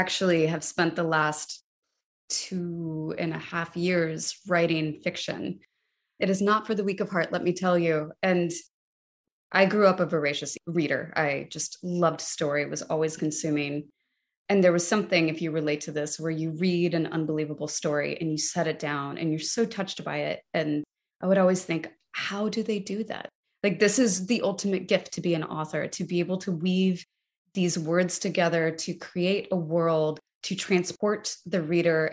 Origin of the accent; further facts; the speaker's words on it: United States; as an American